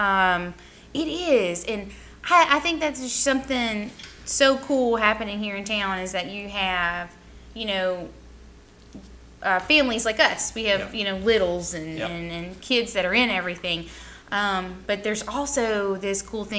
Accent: New Orleans, Louisiana, United States; moved away; I grew up right outside of New Orleans.

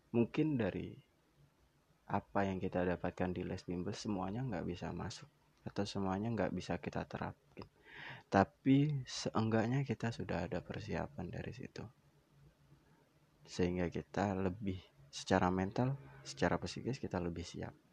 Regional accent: Java, Indonesia; Kebetulan aku berasal dari Jawa. Di Jawa Timur itu ada istilah panggilan yang sering sekali digunakan.

